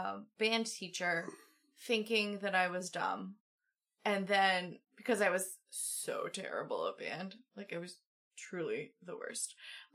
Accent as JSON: {"language": "English", "country": "United States", "said": "as an American"}